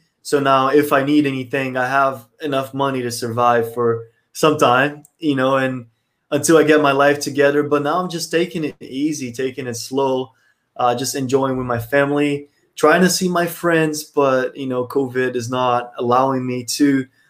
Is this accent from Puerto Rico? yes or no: no; Brazil; moved away as an adult; also born or lived in United States; I'm from Brazil. I grew up in Brazil. I moved to the United States when I was 18.